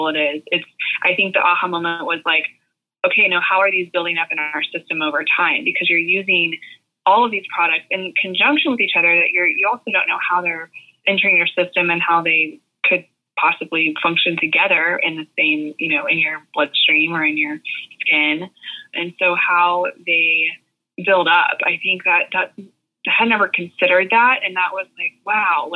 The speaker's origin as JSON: {"language": "English", "town": "Tulsa", "region": "Oklahoma", "country": "United States", "tie": "born or raised there", "also_born_or_lived": "Arkansas", "moved": "as an adult", "lives_now": "Nashville, United States", "said": "where I grew up in Tulsa, Oklahoma"}